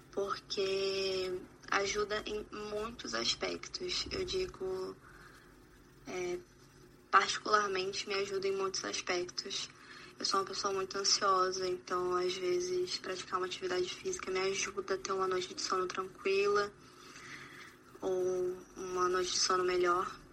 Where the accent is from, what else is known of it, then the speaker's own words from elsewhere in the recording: Rondônia, Brazil; eu sou de Rondônia